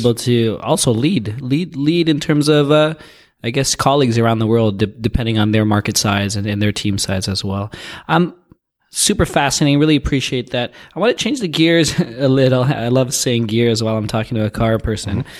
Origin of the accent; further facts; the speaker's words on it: Toronto, Ontario, Canada; I'm from Toronto